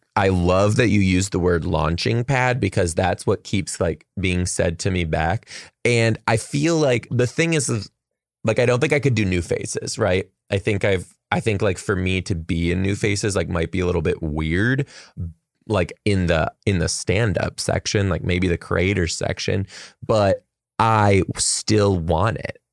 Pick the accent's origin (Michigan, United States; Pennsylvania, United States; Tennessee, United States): Michigan, United States; Detroit; now in Seattle, United States; I'm from Detroit